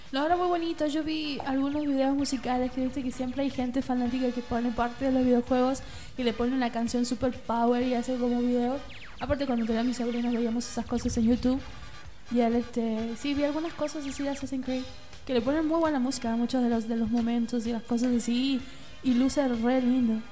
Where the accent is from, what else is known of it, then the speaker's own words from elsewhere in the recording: Argentina; nosotros como argentinos